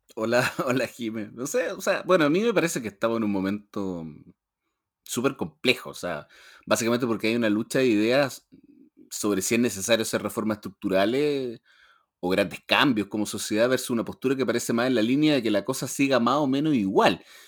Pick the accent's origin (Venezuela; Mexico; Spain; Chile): Chile; nosotros como sociedad chilena